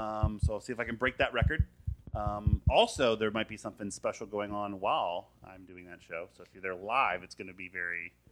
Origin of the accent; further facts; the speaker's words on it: Florida, United States; I'm from Florida.